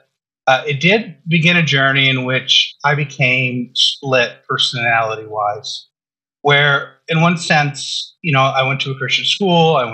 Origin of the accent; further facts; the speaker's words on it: Southern California, United States; I grew up in Southern California